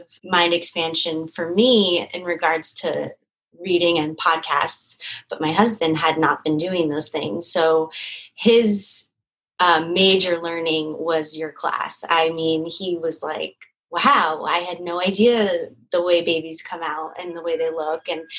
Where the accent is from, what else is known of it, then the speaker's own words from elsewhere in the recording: California, United States; moved away as an adult; also born or lived in Astoria, New York; now in New York, United States; I'm from California. I've lived in New York for almost 8 years. And six of those in Astoria also